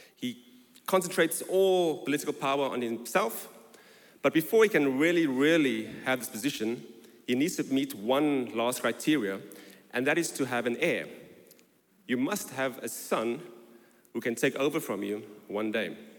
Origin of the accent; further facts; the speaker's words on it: South Africa; moved away as an adult; now in London, United Kingdom; I was born in South Africa and I arrived in London in 2001 on my honeymoon